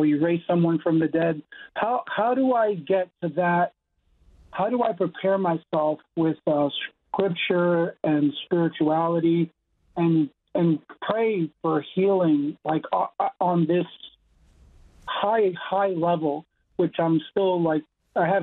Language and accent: English; New York, United States; I'm from New York, and I go to a charismatic church